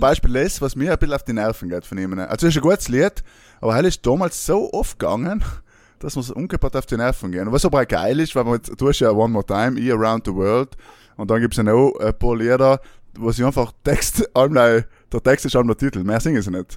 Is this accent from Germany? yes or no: no; South Tyrol, Trentino-Alto Adige, Italy; now in Vienna, Austria; in Südtirol ist, meine, alles zu, oder zumindest unsere, ähm, wie wir da hucken, unsere Heimatgemeinden sind alle zugesperrt